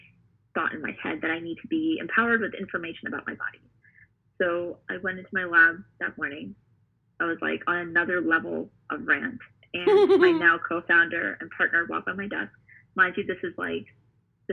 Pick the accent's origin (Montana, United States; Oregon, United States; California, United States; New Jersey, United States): New Jersey, United States; also born or lived in New York; I grew up in New York and moved to New Jersey. I literally grew up in New Jersey for most of my life